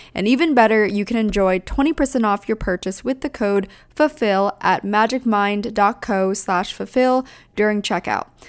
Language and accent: English; Pennsylvania, United States; moved away; also born or lived in Southern California; the pace that I grew up in on the East Coast, even though I grew up in Pennsylvania